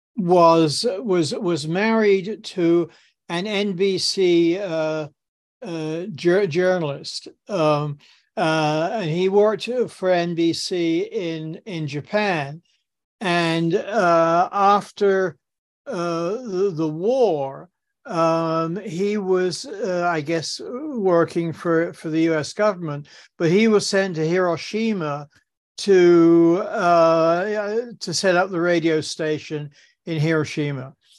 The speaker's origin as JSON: {"language": "English", "town": "Southampton", "region": "South East England", "country": "United Kingdom", "tie": "born or raised there", "moved": "as an adult", "lives_now": "New York, United States", "said": "I grew up in, in Southampton, uh, in, in England"}